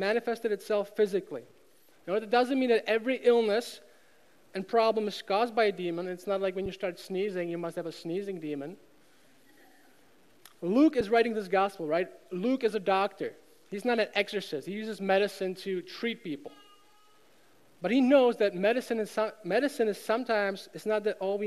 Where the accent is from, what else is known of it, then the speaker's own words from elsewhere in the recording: Czechia; moved away as an adult; now in United States; I grew up in Czech Republic.